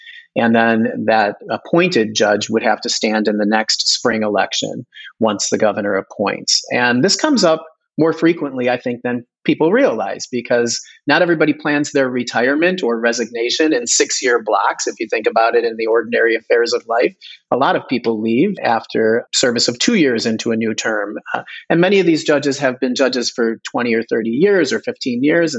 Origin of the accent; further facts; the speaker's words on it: Chicago, Illinois, United States; now in Wisconsin, United States; I'm from Chicago